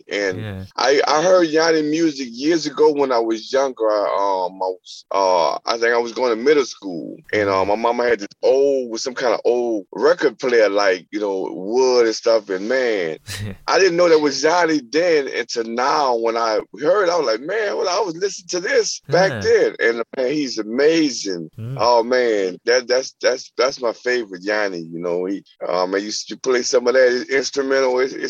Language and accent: English; New Orleans, Louisiana, United States; I'm from New Orleans, and it, you know, we got jazz, we got bounce music